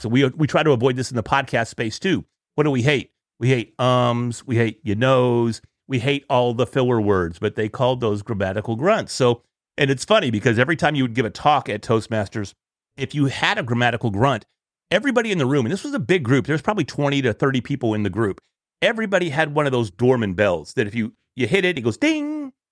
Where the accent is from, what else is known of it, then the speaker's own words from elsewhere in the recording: Sherman, Texas, United States; also born or lived in Dallas area, Texas; I'm from Sherman Dennison, which is at the far north end of Texas, right on the border of Texas and Oklahoma